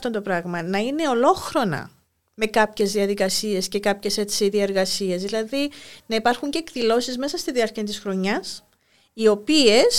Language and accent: Greek; Larnaca, Famagusta District, Cyprus; Γεννήθηκα στην Αμόχωστο. Μάλιστα. Έζησα εκεί μέχρι τα 9 μου χρόνια.